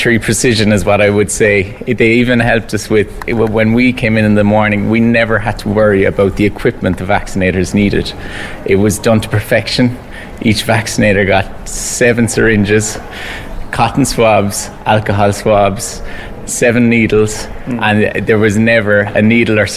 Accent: Cork, Munster, Ireland; my hometown Cork

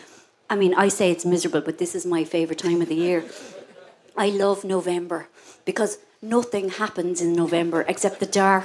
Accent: Ireland; I am Irish. Now, I love being Irish

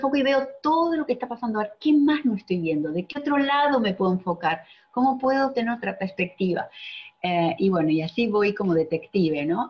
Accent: Argentina; moved away as an adult; now in Miami, United States; soy de Argentina, pero vivo en Miami hace 17 años

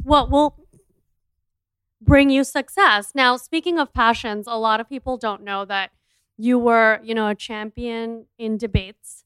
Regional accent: India; I'm an Indian entrepreneur

